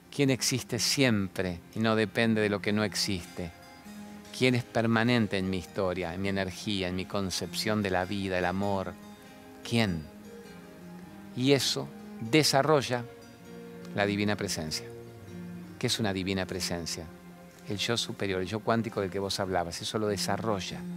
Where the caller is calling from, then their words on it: Santa Fe, Argentina; ¿Cómo andás? … de Santa Fe